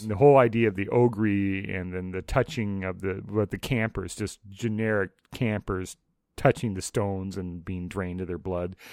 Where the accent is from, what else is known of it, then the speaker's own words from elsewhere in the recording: Saint Paul, Minnesota, United States; I grew up in the suburbs of the Twin Cities, uh, Saint Paul particularly